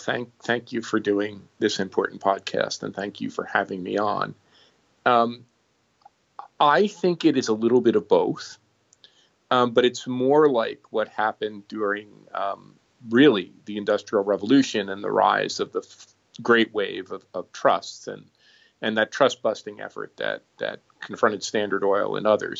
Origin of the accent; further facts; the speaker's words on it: United States; I'm an American.